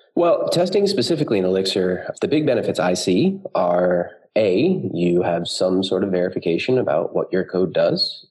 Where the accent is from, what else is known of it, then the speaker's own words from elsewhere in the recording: United States; moved away as an adult; now in Berlin, Germany; I am a developer based in Berlin, although I am American